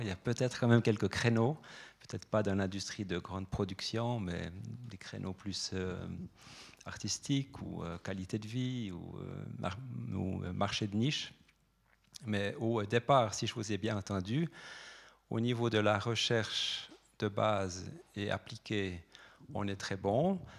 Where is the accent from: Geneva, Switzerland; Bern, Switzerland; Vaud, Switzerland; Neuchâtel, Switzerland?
Neuchâtel, Switzerland; en tant que Neuchâtelois